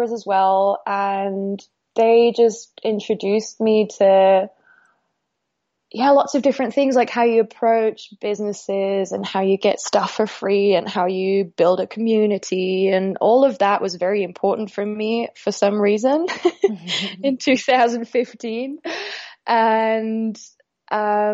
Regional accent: Austria; I was born and raised in Austria

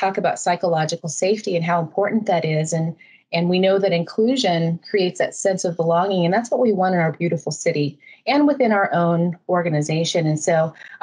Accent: Winslow, Arizona, United States; now in Scottsdale, United States; my hometown of Winslow

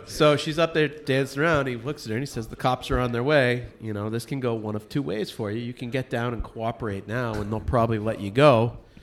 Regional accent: Medfield, Massachusetts, United States; moved away as an adult; also born or lived in Costa Mesa, California; growing up in Medfield, Massachusetts

